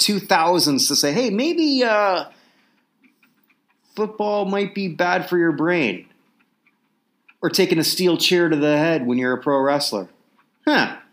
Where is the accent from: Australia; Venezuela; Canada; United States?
Canada; as a Canadian